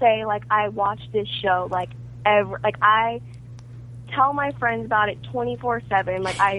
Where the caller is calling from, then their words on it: Orlando, Florida, United States; I'm calling from Orlando, Florida.